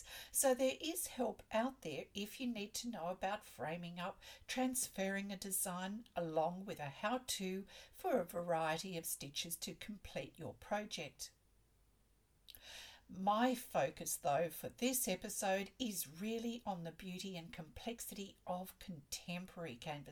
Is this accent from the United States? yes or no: no; Australia